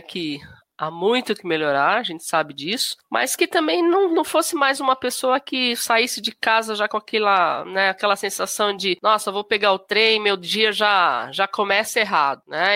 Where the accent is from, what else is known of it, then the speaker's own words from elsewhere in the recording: Suzano, São Paulo, Brazil; moro aqui em Suzano há mais de 40 anos, então praticamente é a minha cidade natal